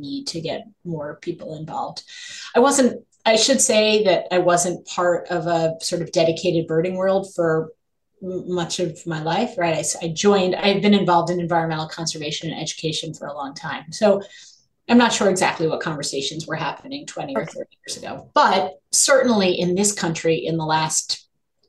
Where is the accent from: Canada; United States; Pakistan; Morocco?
United States; New York City, New York; I grew up in New York City